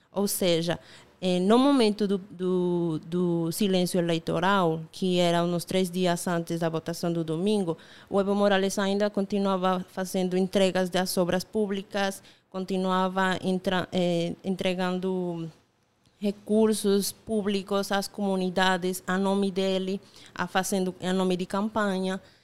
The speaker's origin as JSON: {"language": "Portuguese", "country": "Bolivia", "also_born_or_lived": "La Paz, Bolivia", "second_language": "Portuguese", "moved": "as an adult", "lives_now": "Paraíba, Brazil", "said": "eu sou boliviana"}